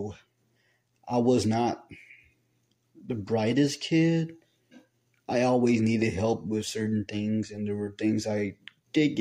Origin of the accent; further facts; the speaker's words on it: Dallas, Texas, United States; I was born in April 25th, 2003 in Dallas, Texas